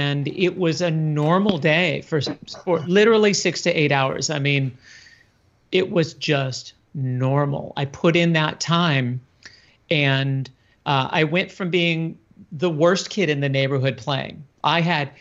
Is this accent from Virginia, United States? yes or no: no; San Francisco, California, United States; I grew up in California and Haight-Ashbury and San Francisco